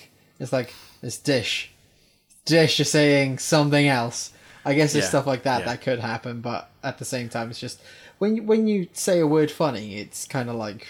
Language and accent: English; Wales, United Kingdom; I'm Welsh, when I roll my R's I do it like